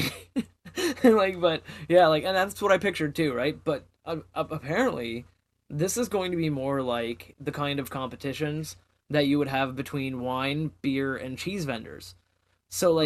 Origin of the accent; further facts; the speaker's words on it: Canada; I'm Canadian